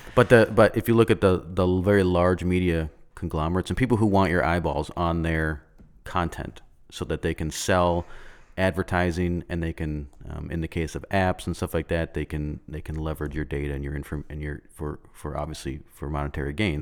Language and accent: English; United States; we as Americans